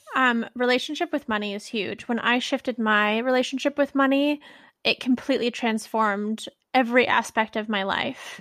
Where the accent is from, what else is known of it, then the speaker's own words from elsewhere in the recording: Bay Area, California, United States; I'm from the Bay Area